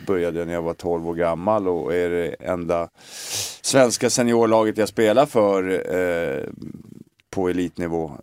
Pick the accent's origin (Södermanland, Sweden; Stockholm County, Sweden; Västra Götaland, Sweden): Stockholm County, Sweden; Stockholm; born or raised there; moved away as an adult; also born or lived in Glasgow